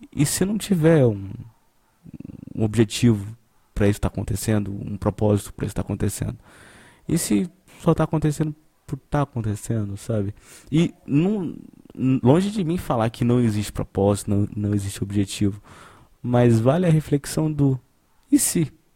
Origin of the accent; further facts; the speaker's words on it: Brazil; a gente é brasileiro